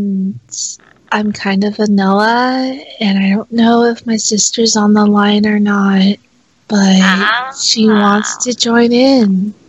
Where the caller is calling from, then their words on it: Nevada, United States; We're calling from Nevada. My sister's on the line, too.